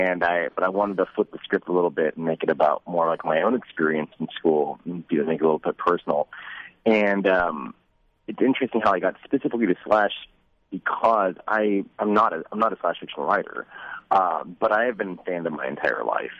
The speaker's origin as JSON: {"language": "English", "town": "Dallas", "region": "Texas", "country": "United States", "tie": "born or raised there", "said": "I grew up in Dallas Texas"}